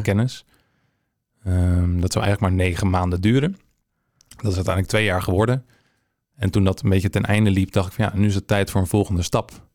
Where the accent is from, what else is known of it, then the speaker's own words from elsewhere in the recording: Hensbroek, North Holland, Netherlands; moved away as an adult; also born or lived in Haarlem; now in Amsterdam, Netherlands; ik ben om mijn achttiende verhuisd naar ehm, Amsterdam vanuit Hensbroek. Ja? Ik kom uit de regio